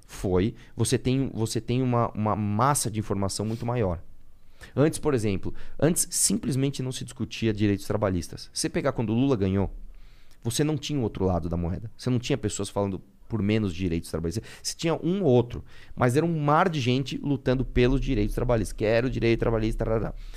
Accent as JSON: {"language": "Portuguese", "region": "São Paulo", "country": "Brazil", "tie": "born or raised there", "said": "Nasci em São Paulo. Tá. Eu estudei no Colégio Lumiere, aqui na Zona Leste"}